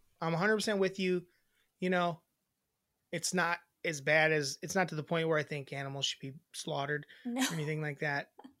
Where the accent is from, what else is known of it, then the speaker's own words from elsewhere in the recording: Wisconsin, United States; we grew up in Wisconsin. We're in Wisconsin.